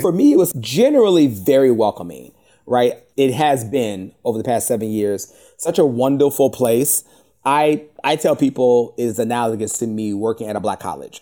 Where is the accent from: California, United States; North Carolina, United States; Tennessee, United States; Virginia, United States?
Virginia, United States; Richmond; I'm from Richmond, Virginia